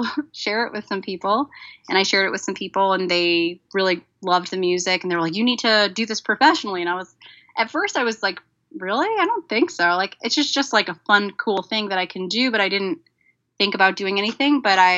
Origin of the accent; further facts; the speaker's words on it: Chicago, Illinois, United States; also born or lived in Crown Heights; Well, I live in Chicago now, and I'm originally from Chicago, but I did live in Crown Heights for almost 10 years